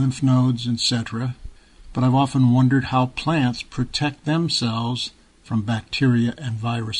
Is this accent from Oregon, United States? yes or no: yes; Oregon, United States; I'm from Oregon in the United States.